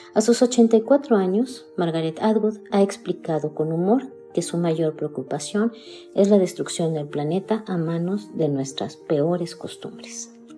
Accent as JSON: {"language": "Spanish", "country": "Mexico", "said": "soy mexicana, tengo 59 años y vivo en Querétaro, México"}